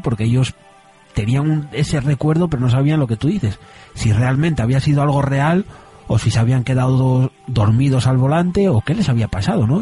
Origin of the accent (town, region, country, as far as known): Asturias, Spain